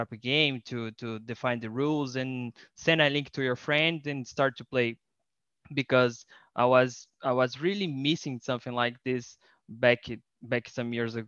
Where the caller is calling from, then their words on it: Rio de Janeiro, Brazil; I am talking from Rio de Janeiro in Brazil.